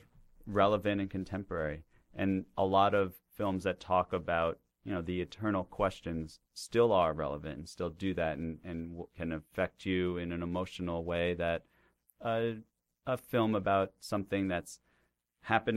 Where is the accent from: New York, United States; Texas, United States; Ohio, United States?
New York, United States; Woodstock; moved away as an adult; now in New York City, United States; Growing up in Woodstock in general and just with my family